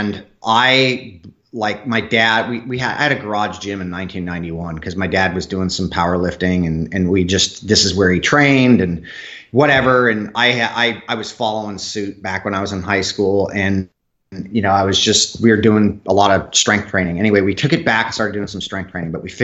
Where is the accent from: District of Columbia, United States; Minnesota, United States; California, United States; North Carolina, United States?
California, United States; Southern; I grew up in Southern California.